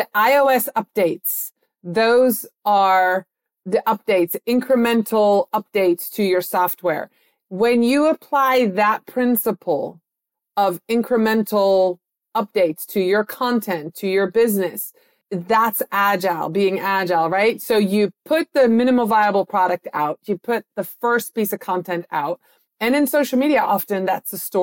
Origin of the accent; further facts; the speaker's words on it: Netherlands; moved away; I was born and raised in the Netherlands